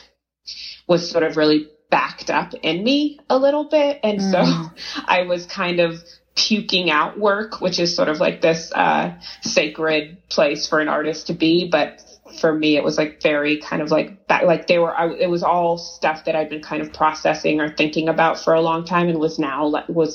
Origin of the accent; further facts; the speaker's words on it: Oakland, California, United States; moved away as an adult; also born or lived in Boston; now in Los Angeles, United States; I grew up in Oakland, California, so I'm sort of a California girl